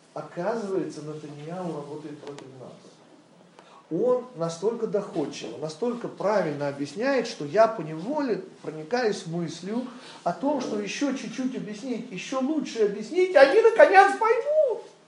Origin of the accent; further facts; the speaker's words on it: Western Ukraine, Ukraine; moved away; Я родился на Западной Украине.